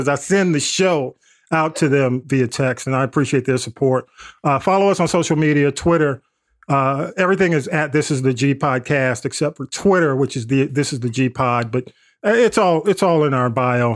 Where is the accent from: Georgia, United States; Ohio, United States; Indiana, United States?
Georgia, United States; the South; I grew up in the South and I played sports